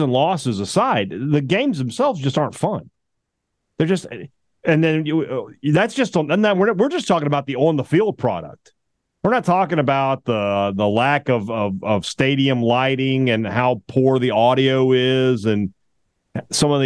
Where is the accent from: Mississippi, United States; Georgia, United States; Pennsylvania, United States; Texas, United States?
Mississippi, United States; Vicksburg; born or raised there; now in Starkville, United States